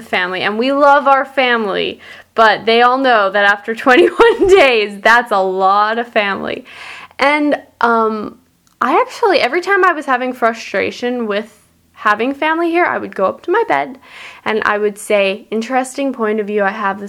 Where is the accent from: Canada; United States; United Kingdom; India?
Canada; Birtle, Manitoba; also born or lived in Winnipeg, Manitoba; I grew up on a farm in Birtle, Manitoba, right in the middle of Canada